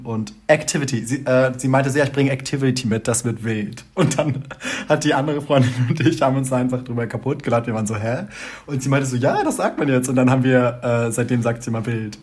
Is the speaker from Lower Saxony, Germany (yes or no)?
yes; Hamelin, Lower Saxony, Germany; accent: Hochdeutsch; moved away; ich komme mhm. aus der Umgebung von Hannover, Hameln die Ecke